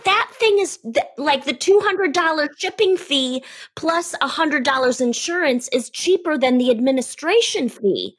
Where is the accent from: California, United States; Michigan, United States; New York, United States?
Michigan, United States; Detroit; growing up in Detroit, I would always go to Windsor